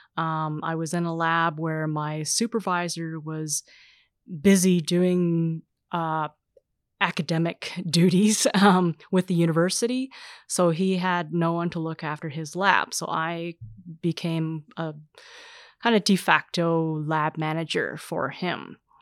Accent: Canada; I would identify as racialized Canadian, so I would be considered, uh, Asian Canadian

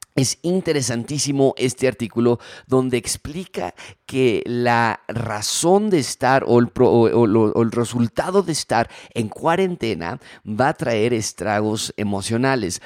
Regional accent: Mexico; nuestra cultura mexicana

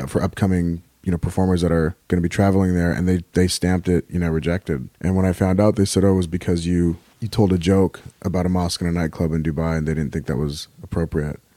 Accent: Riverside, California, United States; also born or lived in Helwan, Egypt; now in Los Angeles, United States; I was raised in California. Uh, I'm actually, I'm originally from Egypt, a small town outside of Cairo called Halawan. My father immigrated to the U S when I was a month old, nineteen seventy. So, uh, we grew up in, uh, Riverside, California

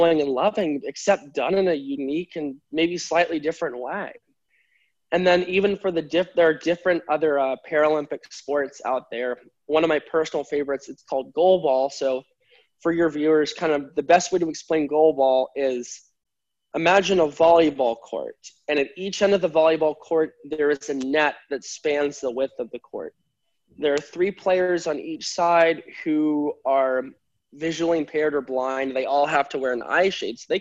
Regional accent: United States; my home country

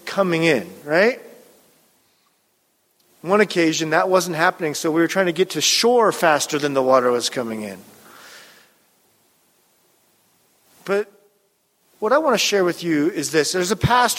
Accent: Pacific Northwest, Puget Sound, Washington, United States; I grew up around boats in the Pacific Northwest and the Puget Sound

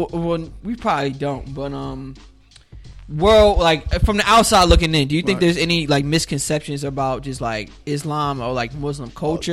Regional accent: Newark, New Jersey, United States; I'm from Newark

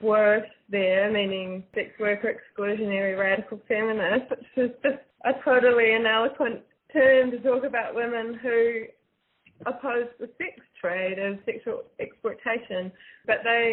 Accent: New Zealand; also born or lived in Wellington, New Zealand; I am from New Zealand. I'm based normally in Wellington

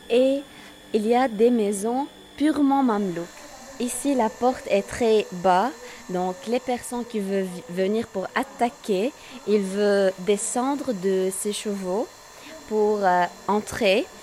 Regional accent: Tripoli, North Governorate, Lebanon; Tripoli est euh, connue par l'architecture mamelouk qui date du XIIIe siècle on a, euh, on a la plus grande citadelle du Liban.

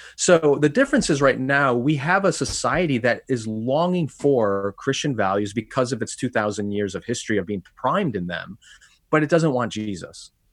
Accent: Wheaton, Illinois, United States; back in my hometown at a church here in Wheaton, Illinois

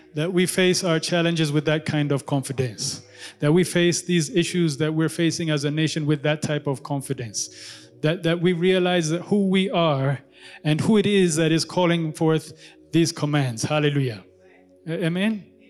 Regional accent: Kenya; now in Addis Ababa, Ethiopia; I grew up in Kenya

